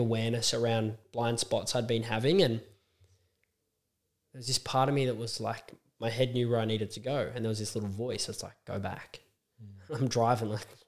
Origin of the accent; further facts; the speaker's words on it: Australia; me as an Aussie